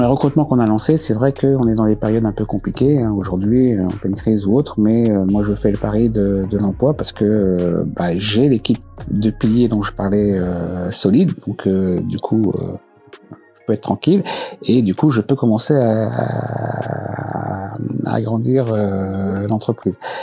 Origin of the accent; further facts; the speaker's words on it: La Grande Borne, Île-de-France, France; also born or lived in Choisy-le-Roi; j'ai grandi à la Grande Bande.